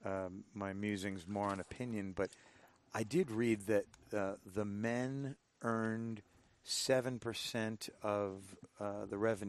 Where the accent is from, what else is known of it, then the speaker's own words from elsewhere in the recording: United States; I've grown up playing some baseball and hockey as an American. You grow up playing some of these sports over here in the States